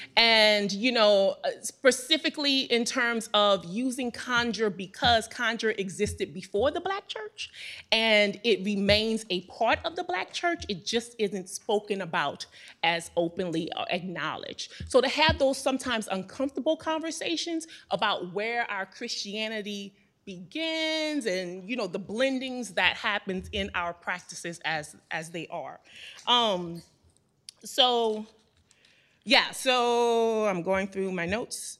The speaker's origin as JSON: {"language": "English", "town": "New Orleans", "region": "Louisiana", "country": "United States", "tie": "born or raised there", "said": "I was born and raised in New Orleans"}